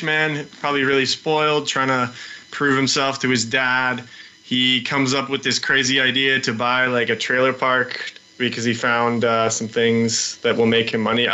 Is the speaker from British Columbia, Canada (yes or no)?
yes; Vancouver, British Columbia, Canada; moved away as an adult; now in Montreal, Canada; I'm originally from Vancouver, British Columbia, which is in the west of the Great North Country of Canada